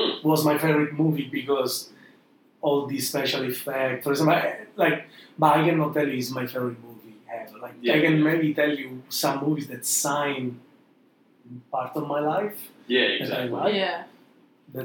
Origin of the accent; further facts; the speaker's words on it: Syracuse, Sicily, Italy; moved away; my hometown is called Siracusa, which is in the southeast of the island of Sicily.